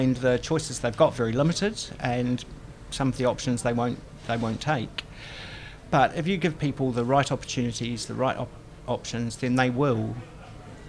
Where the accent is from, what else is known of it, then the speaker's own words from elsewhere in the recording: Lower Hutt, Wellington, New Zealand; moved away as an adult; also born or lived in United Kingdom; So I was born in Lower Hutt. I'm from the area, I'm a Kiwi